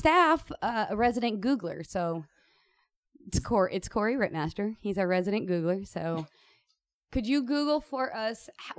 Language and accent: English; Kansas City, Missouri, United States; also born or lived in Denver, Colorado; now in Los Angeles, United States; I grew up in Kansas City. My grandparents lived where I was born, which is Denver.